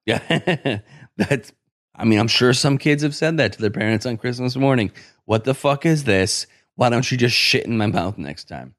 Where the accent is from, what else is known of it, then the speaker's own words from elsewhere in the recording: Syracuse, New York, United States; I'm from Syracuse